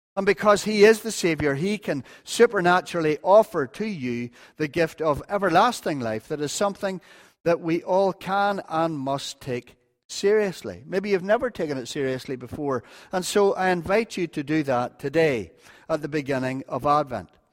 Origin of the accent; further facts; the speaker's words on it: North Antrim, Northern Ireland, United Kingdom; I'm from North Antrim